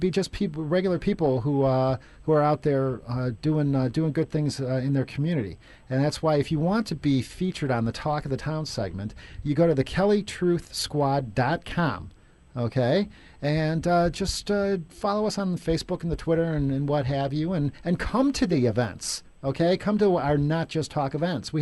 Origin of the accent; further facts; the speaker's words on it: Chicago, Illinois, United States; I grew up in Chicago my whole life, but now I live downtown